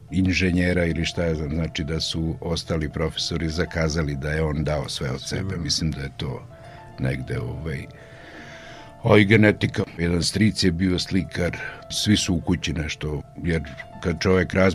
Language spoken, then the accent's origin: Croatian; Opovo, Vojvodina, Serbia; rođen sam u Opovu, trenutno ima mislim 56 slikara na mesto da. od 5.500 duša.